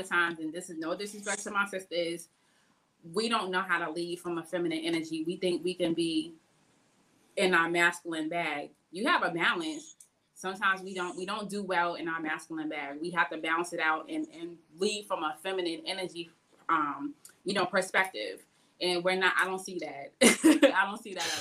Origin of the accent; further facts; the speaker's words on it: Boston, Massachusetts, United States; moved away; where I was born and raised out in Boston